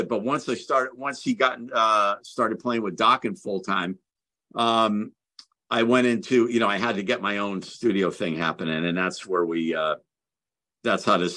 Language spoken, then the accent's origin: English; Connecticut, United States; I'm from Connecticut.